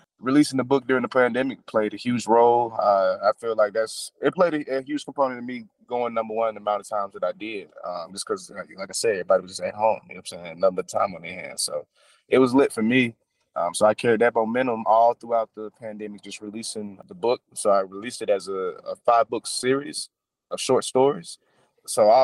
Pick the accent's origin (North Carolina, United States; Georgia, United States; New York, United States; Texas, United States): Georgia, United States; Atlanta; I'm born and raised in Atlanta, Georgia